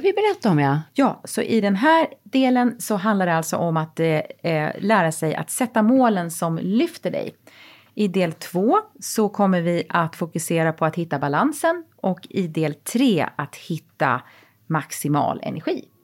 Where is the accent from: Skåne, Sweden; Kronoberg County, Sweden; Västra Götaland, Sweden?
Kronoberg County, Sweden; Växjö; moved away; min hemstad Växjö